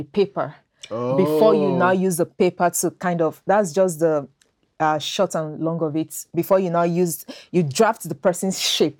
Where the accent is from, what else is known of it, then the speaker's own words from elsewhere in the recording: Nigeria; moved away as an adult; my home country, Nigeria